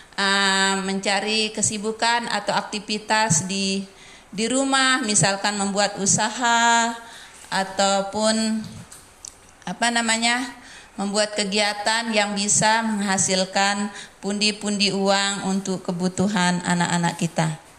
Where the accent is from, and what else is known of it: Indonesia